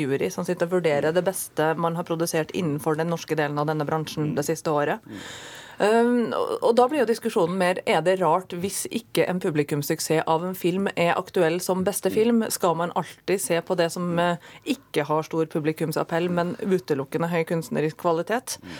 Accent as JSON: {"language": "Norwegian", "town": "Trondheim", "region": "Trøndelag", "country": "Norway", "said": "jeg er fra Sør-Trøndelag"}